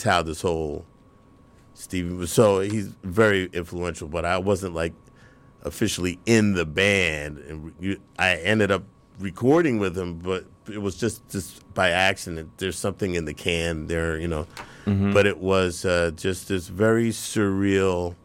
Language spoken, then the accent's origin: English; New York City, New York, United States; growing up in New York, first of all, the New York City school system